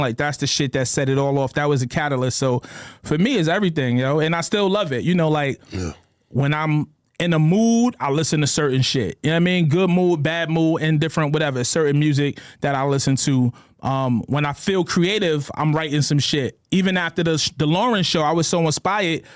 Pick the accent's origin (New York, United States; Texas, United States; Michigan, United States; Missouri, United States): New York, United States; New York City; Growing up in New York City